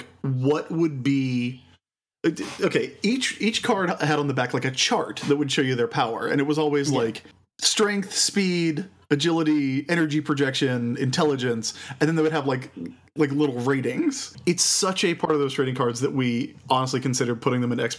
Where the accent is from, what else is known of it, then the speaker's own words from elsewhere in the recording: United States; we're American.